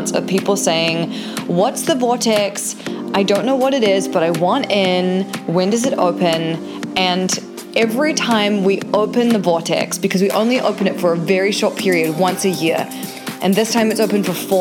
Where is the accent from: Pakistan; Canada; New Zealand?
New Zealand; now in California, United States; I'm a New Zealander who lives in California